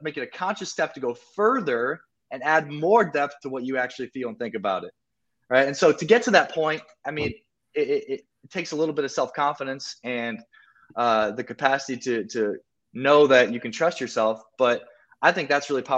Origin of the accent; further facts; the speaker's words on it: South Dakota, United States; moved away as an adult; also born or lived in Miami / Colombia; I'm from South Dakota, and in South Dakota, like, you don't show off